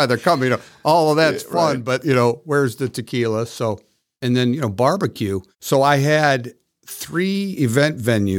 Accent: Parma, Ohio, United States; I grew up in Cleveland, Ohio, you know, Parma, Ohio, in the suburbs of Cleveland

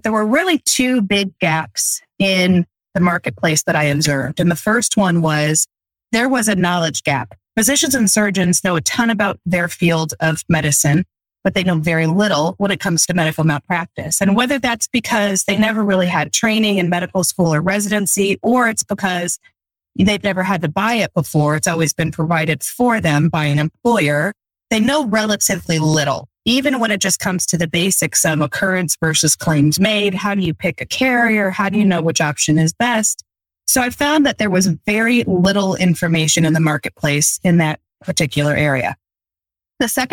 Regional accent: Fort Wayne, Indiana, United States; right here in my hometown of Fort Wayne, Indiana

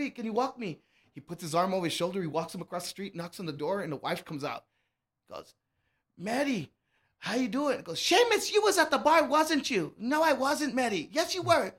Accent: Laredo, Texas, United States; moved away as an adult; now in El Paso, United States; I'm from Laredo, Texas

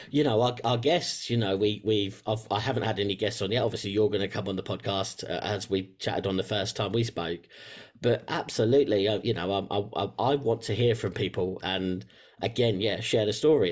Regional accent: England, United Kingdom; you might tell from the accent, I'm from England in, uh, in the U K

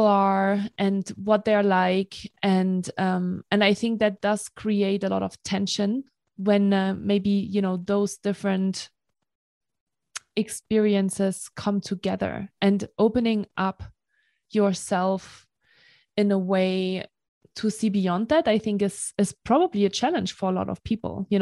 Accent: Germany; also born or lived in Marseille, France; now in United States; I grew up in Germany, right? Like, I'm German

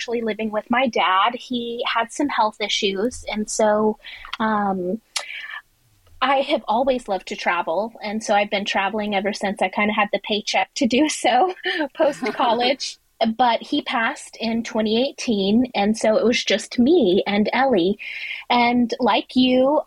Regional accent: Dallas, Texas, United States; now in Houston, United States; I am from Houston, Texas, born and raised in Texas from the Dallas area

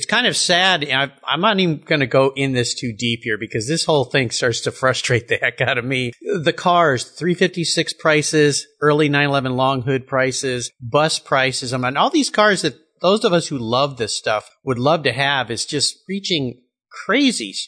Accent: Southern California, United States; now in Gig Harbor, United States; I grew up surfing in Southern California

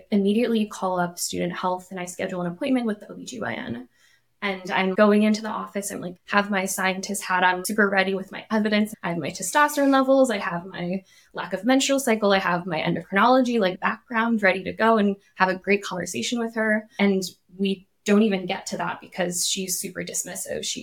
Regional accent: Illinois, United States; also born or lived in Japan; Before this, I grew up partially in Illinois, partially in Japan.

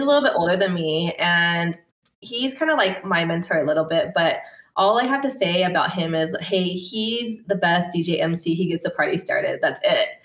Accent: Torrance, California, United States; I'm from Torrance

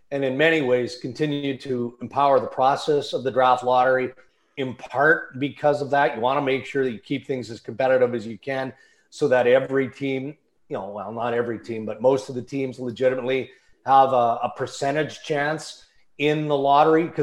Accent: Western Canada, Canada; I mean, I grew up in Western Canada

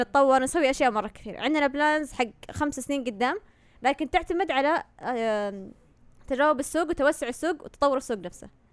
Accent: Saudi Arabia; عندنا في السعودية

